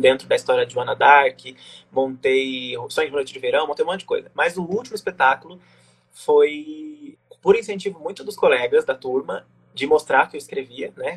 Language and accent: Portuguese; Jacutinga, Minas Gerais, Brazil; also born or lived in Pouso Alegre; eu sempre vivi em Jacutinga, mas eu nasci em Pouso Alegre